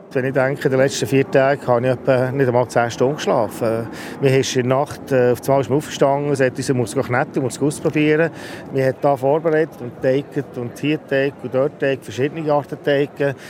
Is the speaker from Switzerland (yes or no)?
yes; Switzerland; bei uns in der Schweiz